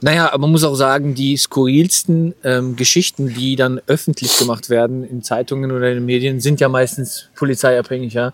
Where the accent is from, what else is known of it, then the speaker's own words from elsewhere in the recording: Germany; für mich als Deutscher